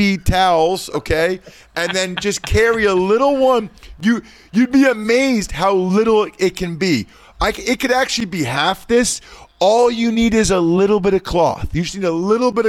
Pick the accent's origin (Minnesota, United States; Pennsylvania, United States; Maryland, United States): Pennsylvania, United States; Wyomissing; I grew up in Wyomissing, Pennsylvania, hometown of …